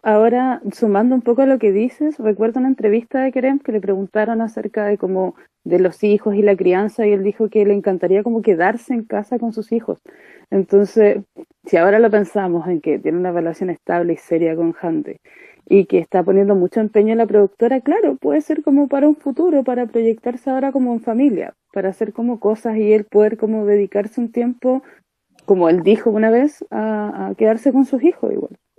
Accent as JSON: {"language": "Spanish", "country": "Chile", "said": "nosotros como chilenos"}